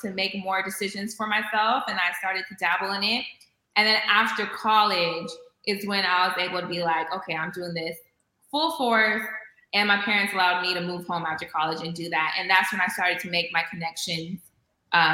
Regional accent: Vallejo, California, United States; I was born and raised in the Bay Area, mostly living in Vallejo, California.

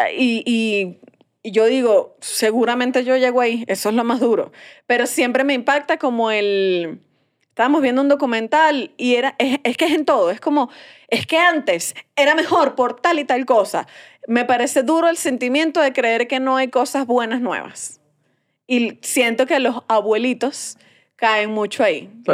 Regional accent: Venezuela; moved away; yo me fui de Venezuela

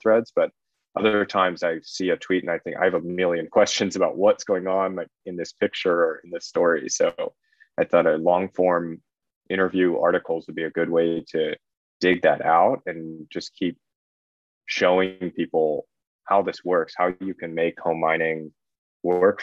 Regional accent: United States; moved away as an adult; I'm originally American.

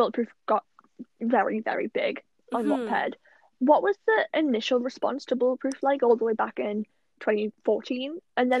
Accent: United Kingdom; as a Brit

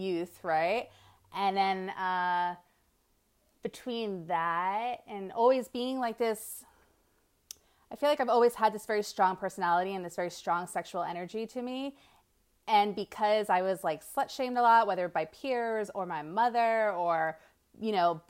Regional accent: New Jersey, United States; moved away as an adult; also born or lived in New York; now in Las Vegas, United States; I'm from New Jersey and New York.

